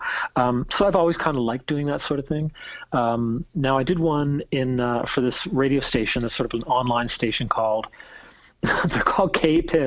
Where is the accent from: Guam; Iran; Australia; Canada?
Canada; Halifax, Nova Scotia; growing up in Halifax